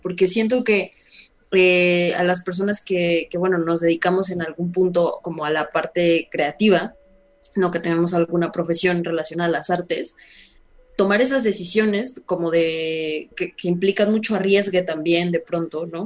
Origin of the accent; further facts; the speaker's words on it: Mexico; así soy yo, de México para el mundo